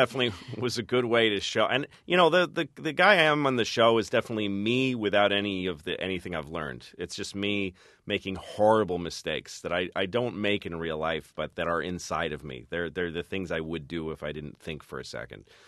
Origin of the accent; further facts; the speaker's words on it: Newton, Massachusetts, United States; moved away as an adult; also born or lived in New York; I grew up in Newton